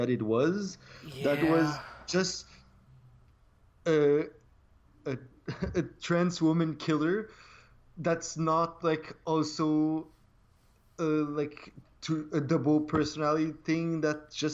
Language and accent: English; Quebec, Canada; English is a second language; I grew up in French Canada. I didn't even watch TV in English until I was like 15 years old.